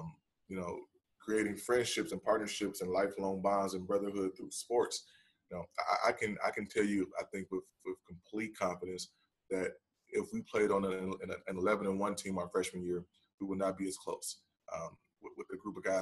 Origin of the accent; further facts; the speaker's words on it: Chicago, Illinois, United States; I grew up in Chicago in the 90s